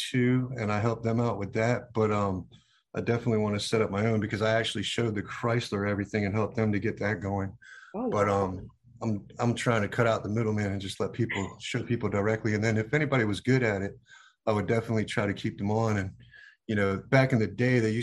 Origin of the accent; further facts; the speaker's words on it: Virginia Beach, Virginia, United States; I grew up in Virginia Beach